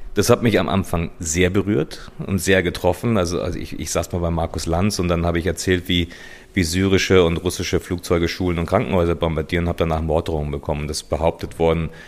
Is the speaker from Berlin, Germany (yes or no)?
no; Munich, Bavaria, Germany; moved away as an adult; München ist meine Heimat. Also hier sind meine Freunde, meine Familie, äh, hier, hier ist meine Vergangenheit.